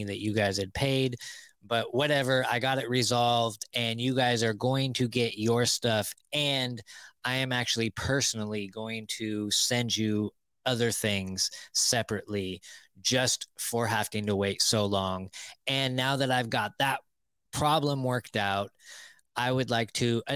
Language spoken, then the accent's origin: English; Bay Area, California, United States; moved away; Half of my childhood, I grew up in the Bay Area